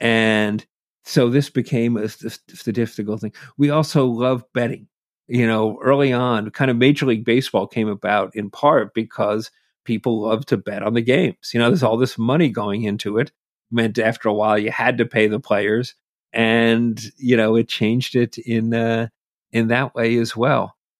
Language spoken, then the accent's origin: English; Massachusetts, United States; also born or lived in New Jersey; growing up in Massachusetts